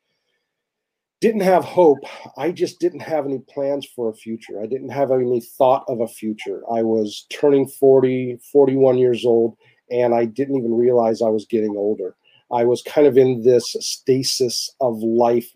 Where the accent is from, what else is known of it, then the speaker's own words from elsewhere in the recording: Santa Rosa, California, United States; now in Santa Cruz, United States; my hometown of Santa Rosa